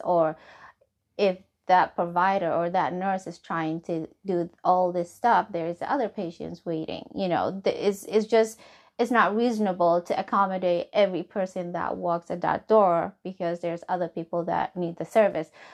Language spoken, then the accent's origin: English; Somalia; English is a second language; now in Hebron, Kentucky, United States; I am from Somali